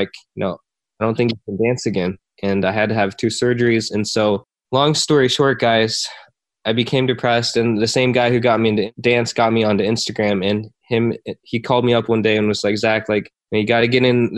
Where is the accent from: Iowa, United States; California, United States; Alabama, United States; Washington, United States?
Iowa, United States; also born or lived in Korea; I was born in Korea, adopted, grew up in Iowa